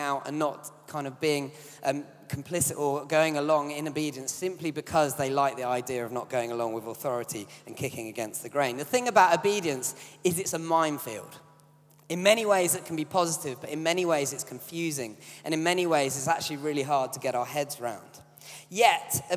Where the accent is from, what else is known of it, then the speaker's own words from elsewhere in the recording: United Kingdom; as British people, we're quite an obedient bunch